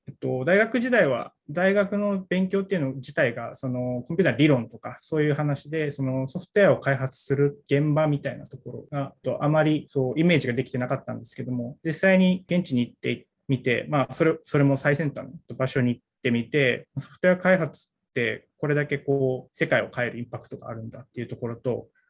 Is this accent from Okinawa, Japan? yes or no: yes; Okinawa, Japan; moved away; ちっちゃい時からあの父親がなんか釣りとかで、はい、えーと、瀬長島行ったりして